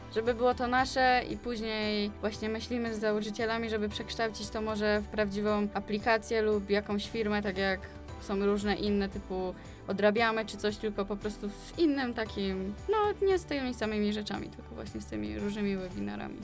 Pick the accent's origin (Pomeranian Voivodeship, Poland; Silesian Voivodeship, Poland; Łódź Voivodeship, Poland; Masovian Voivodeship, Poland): Silesian Voivodeship, Poland; Częstochowa; my jesteśmy z Częstochowy